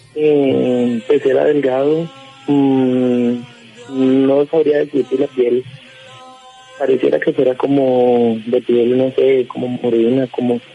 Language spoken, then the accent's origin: Spanish; Cúcuta, Norte de Santander, Colombia; moved away as an adult; now in Bogotá, Colombia; Yo soy, yo soy de Cúcuta y pues ahorita actualmente estoy acá en Bogotá, pero apenas hace dos años